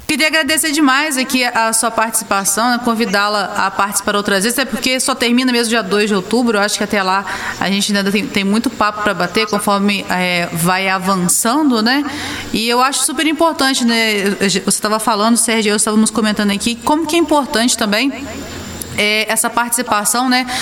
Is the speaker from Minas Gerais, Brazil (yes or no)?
yes; Santos Dumont, Minas Gerais, Brazil; also born or lived in Juiz de Fora; eu sou de Santos Dumont.